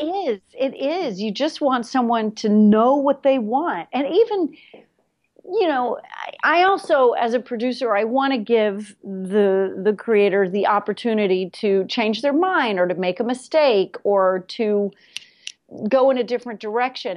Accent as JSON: {"language": "English", "region": "New York", "country": "United States", "said": "I'm a New Yorker"}